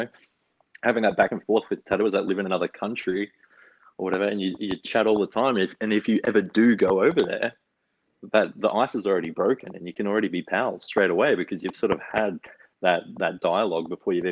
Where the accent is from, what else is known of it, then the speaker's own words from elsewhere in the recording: Wagga Wagga, New South Wales, Australia; moved away as an adult; now in Melbourne, Australia; I'm like from Wagga